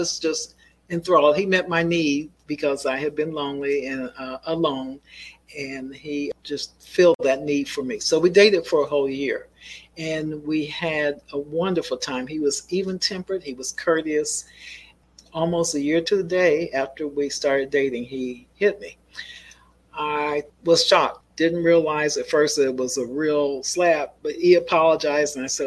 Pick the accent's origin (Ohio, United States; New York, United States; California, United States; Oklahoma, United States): Ohio, United States; Columbus; I was born here in Columbus. My father was the pastor of a church here. My brother and I grew up as PKs, pastor's kids.